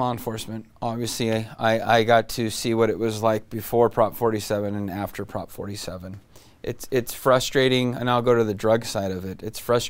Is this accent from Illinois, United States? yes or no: no; Modesto, California, United States; We have a beautiful state. I'm from Modesto.